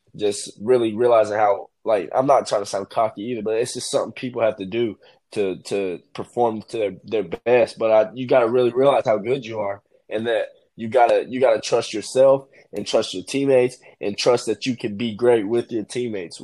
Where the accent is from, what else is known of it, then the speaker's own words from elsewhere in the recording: Knoxville, Tennessee, United States; I'm from Knoxville